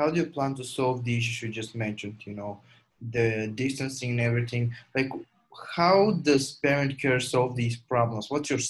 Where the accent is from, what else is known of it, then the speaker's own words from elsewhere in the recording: Bulgaria; I'm a European, but I'm not from Western Europe. Like, I'm a Eastern European that is living in Bulgaria and born and raised here.